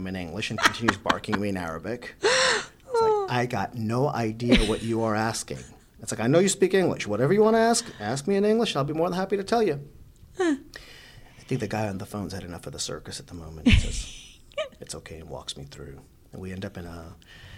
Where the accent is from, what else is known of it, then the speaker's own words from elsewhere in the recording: New York City, New York, United States; also born or lived in Bangladesh; I grew up in Brooklyn. Yeah. You know, that's home for me